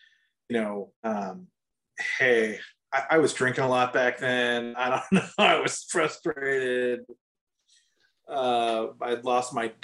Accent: United States; as an American

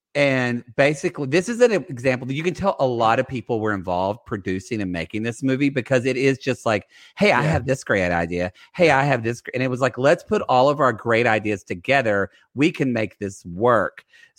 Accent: Oklahoma, United States; I'm from Oklahoma

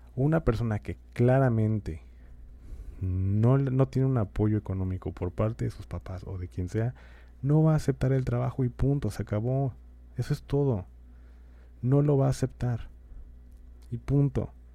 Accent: Mexico; los derechos que tenemos como mexicanos

